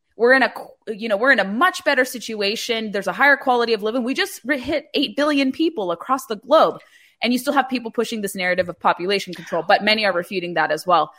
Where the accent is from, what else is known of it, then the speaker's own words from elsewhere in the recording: California, United States; growing up in California